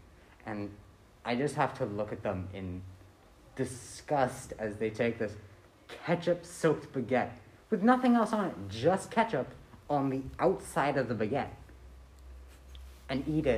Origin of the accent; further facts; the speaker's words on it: California, United States; now in Belgium; I'm 16 years old. I live in Belgium, and I come from California.